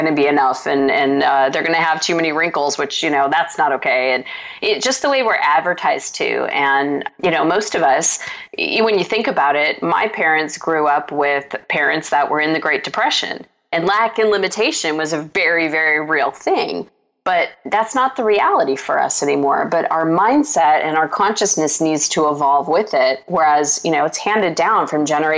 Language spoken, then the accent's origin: English; Scottsdale, Arizona, United States; I grew up in Scottsdale, Arizona